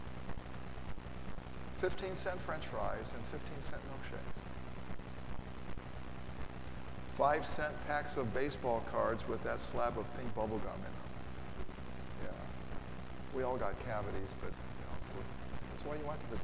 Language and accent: English; Lafayette, United States; I'm from Lafayette, and my phone number was HA, that's the Hamilton Exchange